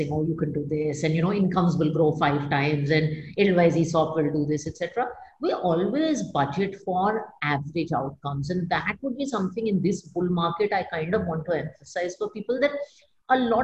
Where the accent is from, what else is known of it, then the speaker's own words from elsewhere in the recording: India; as an Indian woman